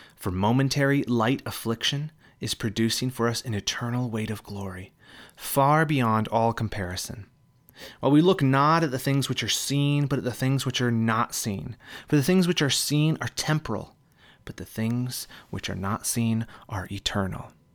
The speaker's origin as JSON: {"language": "English", "region": "Michigan", "country": "United States", "tie": "born or raised there", "moved": "yes", "lives_now": "California, United States", "said": "I am moving from California back to my home state of Michigan."}